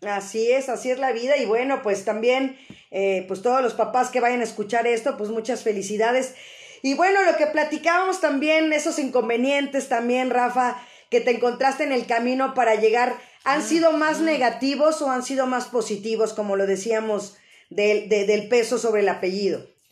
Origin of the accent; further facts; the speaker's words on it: Mexico City, Mexico; esa parte de sentirnos mexicanos, sobre todo los que somos de la Ciudad de México